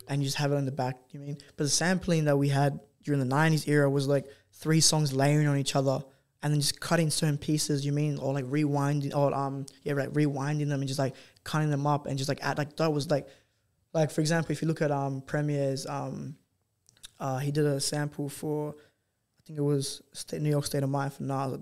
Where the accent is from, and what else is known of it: Australia